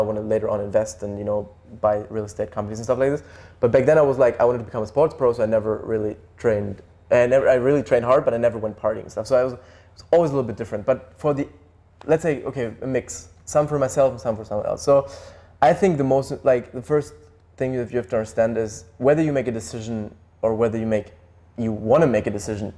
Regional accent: Germany; Germany, like where we grew up

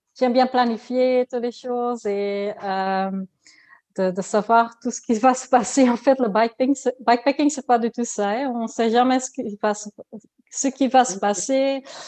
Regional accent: Ghent, Flanders, Belgium; French is a second language; je suis de Gand, de Belgique. Je suis flamande

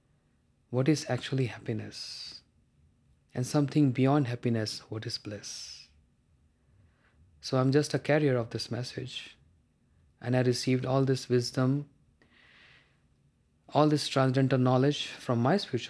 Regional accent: India; I'm from India, the land of Vedic knowledge

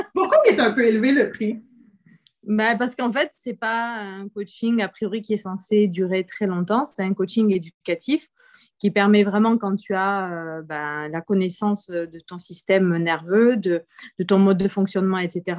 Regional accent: Montpellier, Occitania, France; je viens de France, du coup, et de Montpellier

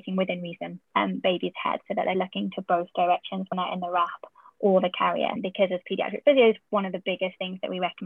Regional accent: United Kingdom; accent: UK; moved away; my accent that I have in the UK

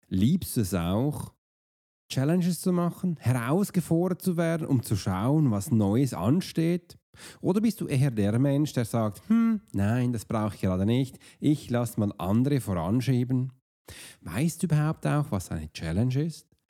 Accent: Switzerland; als Swiss Profiler, oder als Schweizer

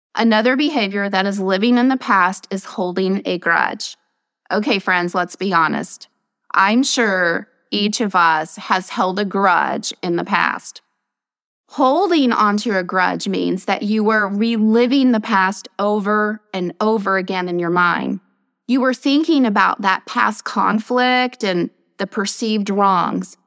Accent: Nashville, Tennessee, United States; I'm a native Nashvilleian

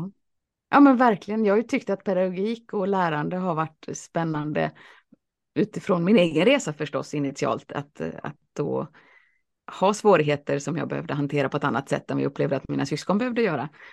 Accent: Alingsås, Västra Götaland, Sweden; also born or lived in Boston; Jag växte upp i Alingsås

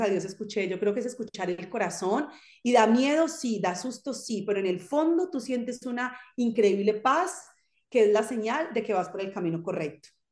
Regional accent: Zarzal, Valle del Cauca, Colombia; moved away as an adult; now in France; Yo soy colombiana y de hecho nací en una, en una población que se llama Zarzal Valle. Es un pueblo muy pequeñito en el norte del valle, en Colombia

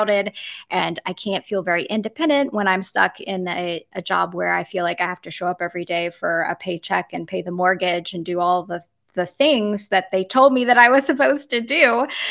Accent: Virginia, United States; moved away as an adult; also born or lived in Nevada / Florida; I grew up in Virginia

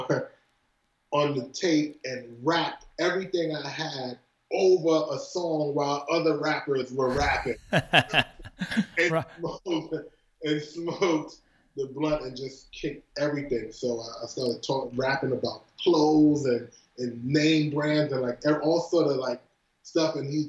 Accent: New York City, New York, United States; also born or lived in Flatbush; I'm from Brooklyn.

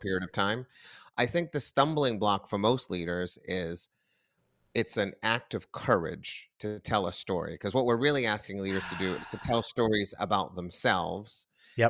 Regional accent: near Boston, Massachusetts, United States; grew up near Boston

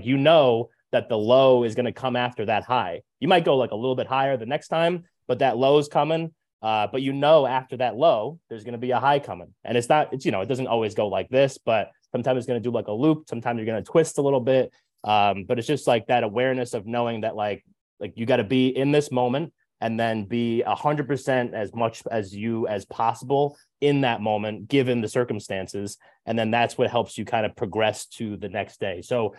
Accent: New Jersey, United States; I'm from Jersey. It's like how we talk. It's part of our language.

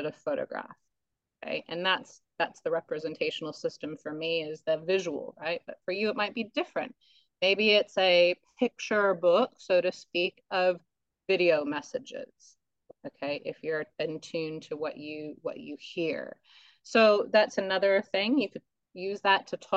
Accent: United States; now in Australia; I'm American

